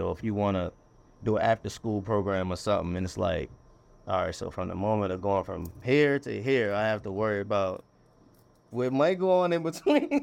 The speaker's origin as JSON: {"language": "English", "town": "Annapolis", "region": "Maryland", "country": "United States", "tie": "born or raised there", "also_born_or_lived": "Anne Arundel County, Maryland / Glen Burnie, Maryland", "moved": "as an adult", "lives_now": "Baltimore, United States", "said": "born in Annapolis, Maryland, then I lived all throughout, like, Anne Arundel County, which is, uh, twenty minutes south of Baltimore."}